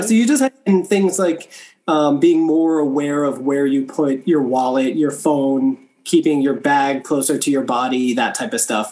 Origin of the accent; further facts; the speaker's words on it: New York City, New York, United States; moved away as an adult; also born or lived in Taiwan; now in Taipei, Taiwan; I'm American. I grew up mostly in New York City, but I've moved around to several places